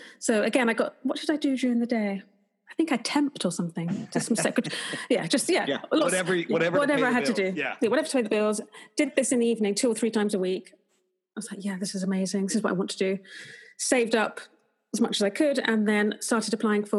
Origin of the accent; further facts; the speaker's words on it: Potters Bar, East of England, United Kingdom; moved away as an adult; also born or lived in Liverpool; Potter's Bar, my hometown.